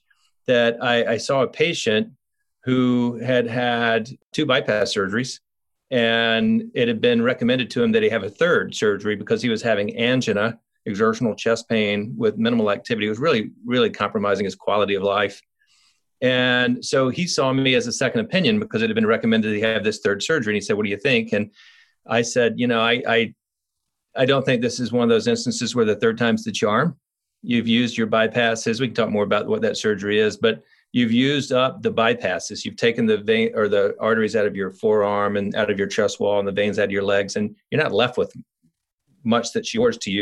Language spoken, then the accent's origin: English; Columbia, South Carolina, United States; moved away as an adult; now in Asheville, United States; I'm from Columbia, South Carolina